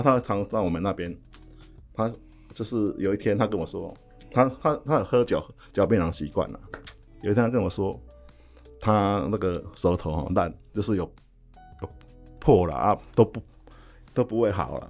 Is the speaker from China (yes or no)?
no; Minxiong, Chiayi County, Taiwan; moved away; also born or lived in northern Taiwan; 我从小在市场长大，我就很喜欢去逛市场